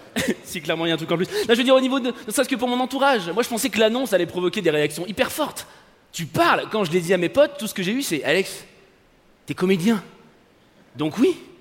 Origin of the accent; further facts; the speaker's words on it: France; je suis français